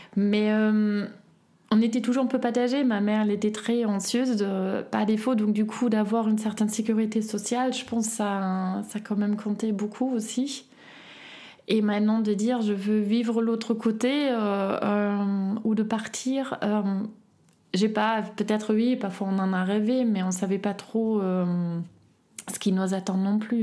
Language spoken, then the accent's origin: French; Berlin, Germany; French is a second language; moved away as an adult; now in Grenoble, France; je viens initialement de Berlin, Est, à Friedrichshain. J'ai grandi avec ma sœur et ma mère